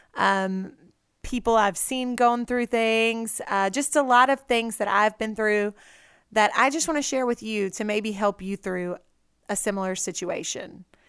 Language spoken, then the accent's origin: English; Red Lick, Mississippi, United States; also born or lived in Natchez, Mississippi; I grew up right there in Red Lick on my mom and daddy's farm